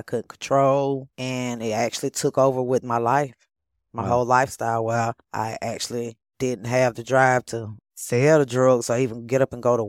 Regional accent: Monroe, Georgia, United States; In Monroe, Georgia.

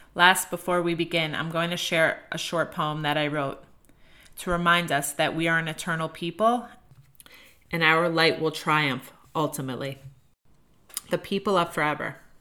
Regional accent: United States; as an American

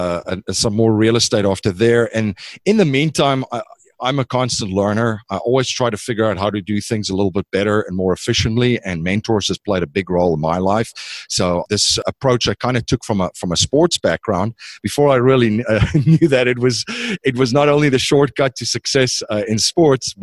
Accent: South Africa; moved away as an adult; now in United States; I'm originally from South Africa

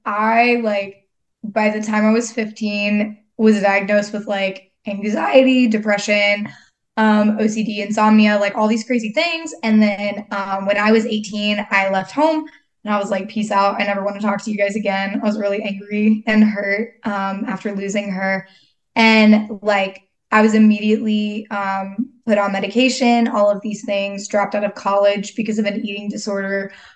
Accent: Texas, United States; But yeah, so I am from Texas. I've kind of lived all over, crazy story.

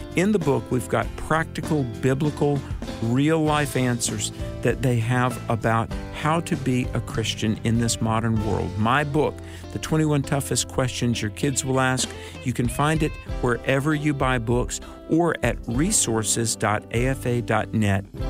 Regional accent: North Carolina, United States; my home state of North Carolina

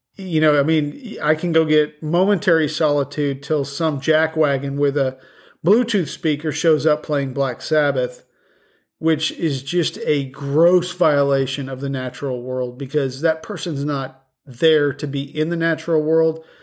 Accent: the West, United States; moved away; I'm from the West.

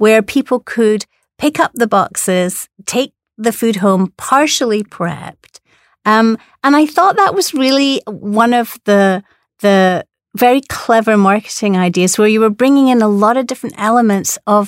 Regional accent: Scotland, United Kingdom; accent: Scottish; It's with my Scottish accent.

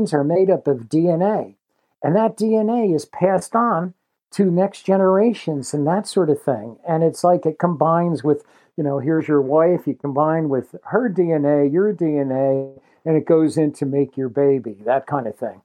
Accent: Jersey Shore, New Jersey, United States; I grew up on the Jersey Shore, kind of like where the rivers from the shore and the Pine Barrens, which stretch out across all of southern New Jersey, where they come together

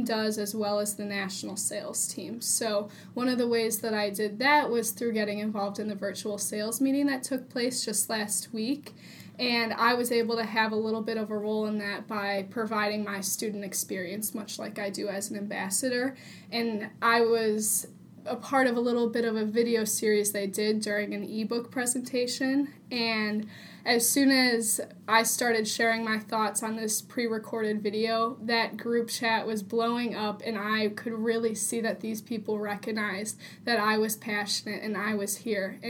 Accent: Illinois, United States; moved away as an adult; now in Iowa, United States; while I'm a local to Iowa, actually I'm from Illinois

